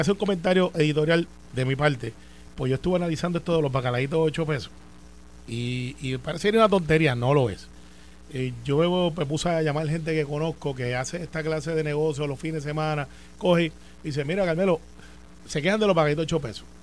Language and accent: Spanish; Puerto Rico; yo soy de Santa Rosa 2, al lado de las partes de la vuelta